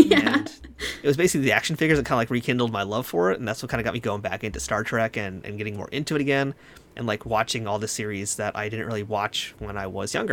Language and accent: English; New York, United States; I'm from New York